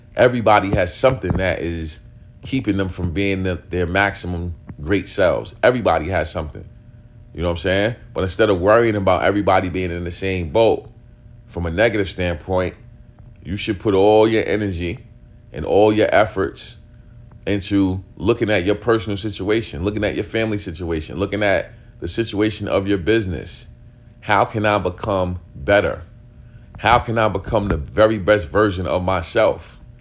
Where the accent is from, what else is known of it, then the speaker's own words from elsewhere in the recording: New York City, New York, United States; where we grew up at in East New York, not only East New York, we grew up in pink houses